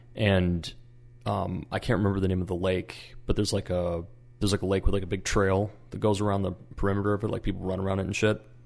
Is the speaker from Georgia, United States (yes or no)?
no; Minnesota, United States; I'm from Minnesota